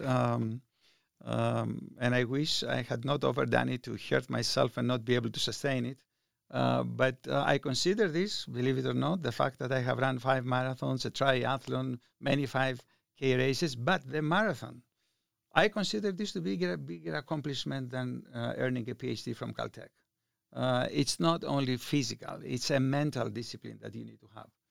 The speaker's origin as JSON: {"language": "English", "country": "Greece", "tie": "born or raised there", "moved": "as an adult", "lives_now": "Reno, United States", "said": "I was born in Greece. I left Greece uh, when I was 23 years old"}